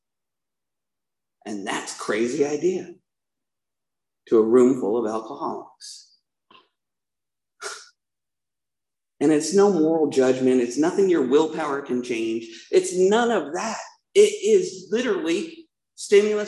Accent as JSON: {"language": "English", "town": "Provo", "region": "Utah", "country": "United States", "tie": "born or raised there", "said": "I was born in Provo, Utah"}